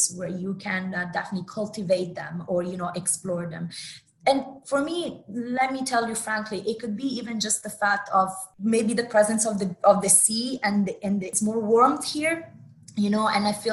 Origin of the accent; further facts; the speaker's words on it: Italy; moved away as an adult; also born or lived in New York City; now in Dubai, United Arab Emirates; I come from Italy, from Italy itself as a country.